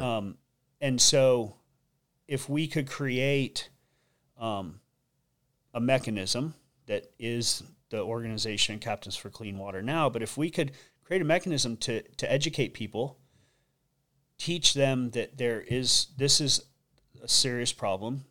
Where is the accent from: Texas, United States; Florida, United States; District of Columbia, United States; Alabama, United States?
Florida, United States; Sanibel; born and raised on Sanibel Island